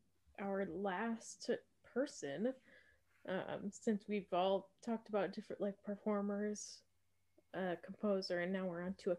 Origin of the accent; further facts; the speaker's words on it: Wisconsin, United States; moved away; also born or lived in Minnesota; because I'm from Wisconsin and I went to school in Minnesota